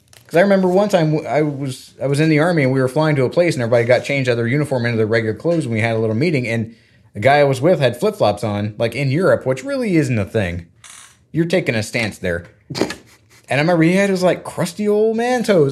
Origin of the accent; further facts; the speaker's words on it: Florida, United States; I grew up in Florida